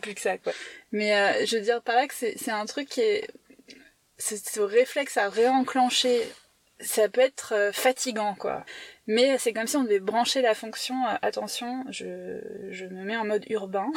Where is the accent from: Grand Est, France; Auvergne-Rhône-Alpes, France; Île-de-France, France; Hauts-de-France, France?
Île-de-France, France; Paris; moved away; On est parisien